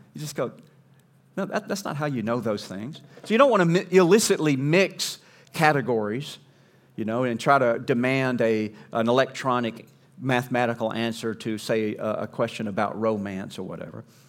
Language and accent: English; Southeast, United States; growing up in the Southeast, in the lower forty-eight